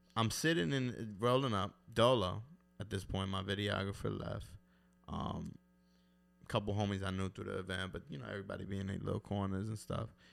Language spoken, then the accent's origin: English; New York City, New York, United States; I'm from East New York, Brooklyn, Ridgewood, Queens